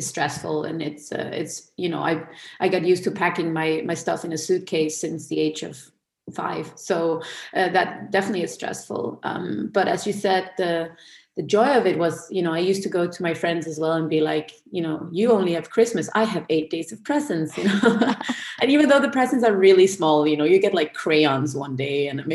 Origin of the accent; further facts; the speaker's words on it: Denmark; I am born and raised in Denmark in a Danish Jewish household